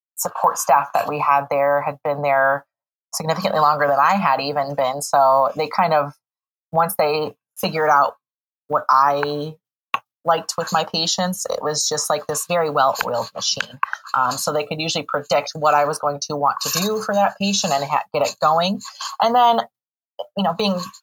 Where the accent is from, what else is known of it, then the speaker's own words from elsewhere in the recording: Morris, Illinois, United States; I am from Illinois, from a small town, Morris, Illinois, about 2 hours north of Champaign-Urbana.